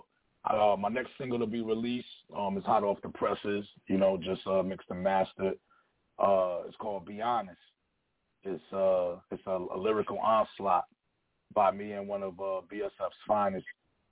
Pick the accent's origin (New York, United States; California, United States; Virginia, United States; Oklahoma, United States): New York, United States; Buffalo; Yeah, I'm from Buffalo, New York. I'm calling from the east side of Buffalo, New York.